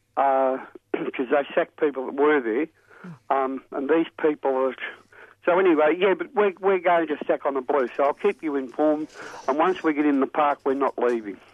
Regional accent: Thornbury, Victoria, Australia; where I grew up in Thornbury

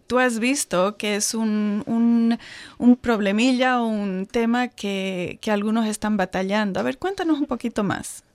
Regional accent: Santa Cruz de la Sierra, Santa Cruz, Bolivia; moved away as an adult; now in Australia; la ciudad de donde yo vengo, en, Santa Cruz de la Sierra, en Bolivia

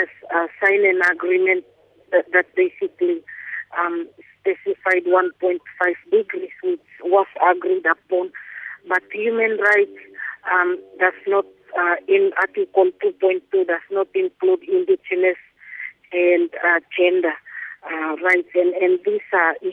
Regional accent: Carteret Islands, Bougainville, Papua New Guinea; I'm from Carteret in Papua New Guinea

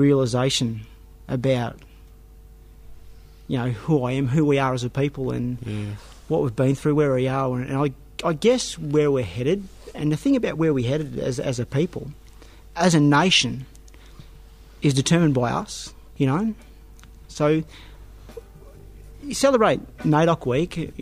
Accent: Horsham, Victoria, Australia; I grew up in Horsham, and just around that area, I haven't travelled much because that's home to me.

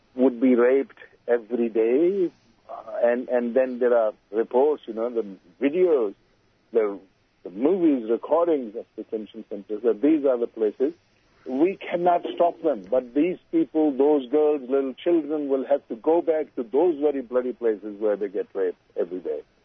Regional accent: Pakistan; now in Australia; I'm from Pakistan

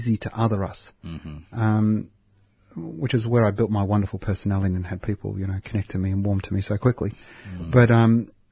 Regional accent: Dandenong, Victoria, Australia; also born or lived in Cheltenham, Victoria; we grew up in Dandenong

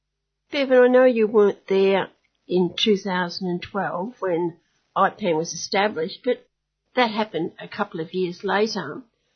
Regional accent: Australia; And it's probably up to us as Australian citizens to put a bit of pressure on the Australian government.

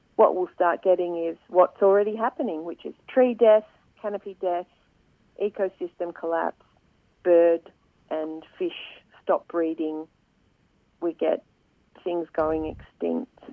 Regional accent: Swan Hill, Victoria, Australia; moved away; I was born in Swan Hill um, so I grew up there and have lived there for quite a bit of my life

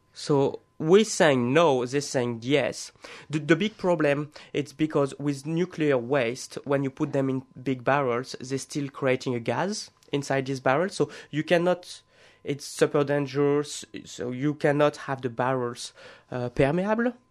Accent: France; moved away as an adult; now in Australia; I was born in France in 1986

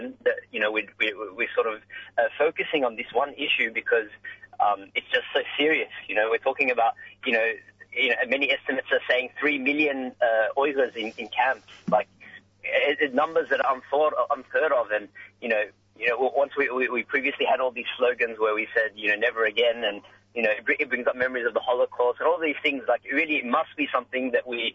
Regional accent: Sydney, New South Wales, Australia; So I'm actually from Sydney

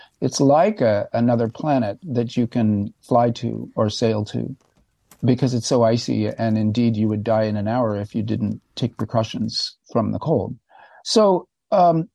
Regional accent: California, United States; being a Californian right now

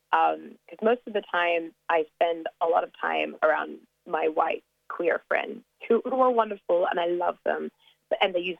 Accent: Australia; accent: American international; also born or lived in South Africa; Um, well, I'm African Australian. Uh, my mom is Tanzanian, and my dad is uh, from Sydney. I went to an American school in South Africa for about five years um, and kind of grew up all over the world, so hence the little American international accent.

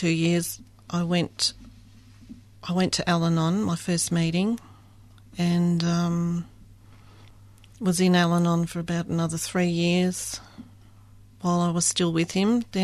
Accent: Adelaide, South Australia, Australia; moved away as an adult; also born or lived in Melbourne; now in Geelong, Australia; I grew up in Adelaide

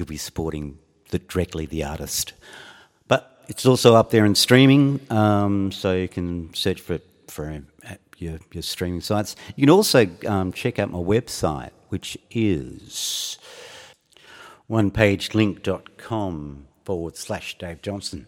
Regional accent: Geelong, Victoria, Australia; now in Fremantle, Australia; I left my hometown of Geelong in the 80s

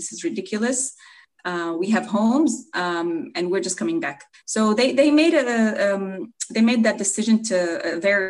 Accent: Acre, Northern District, Israel; I'm originally from Akka. I was born and raised in Akka. My parents are not from Akka, which is also very typical for internally displaced Palestinians inside Israel.

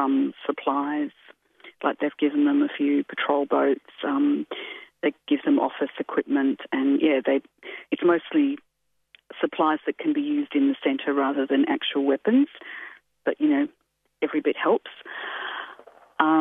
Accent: Melbourne, Victoria, Australia; I grew up in the inner north of Melbourne

